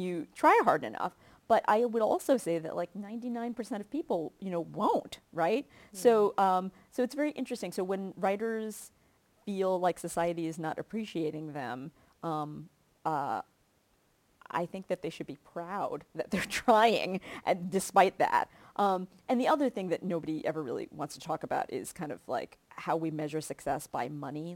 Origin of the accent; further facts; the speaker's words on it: Kentucky, United States; moved away; I grew up in Kentucky